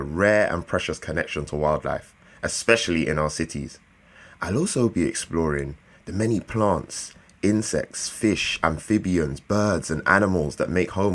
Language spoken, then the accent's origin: English; London, United Kingdom; who grew up in the city, you know, I'm from London, I'm from South London, Lewisham.